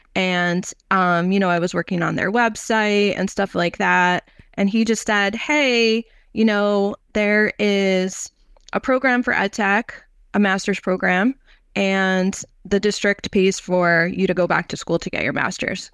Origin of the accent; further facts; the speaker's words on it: New York, United States; also born or lived in North Carolina; I'm from New York originally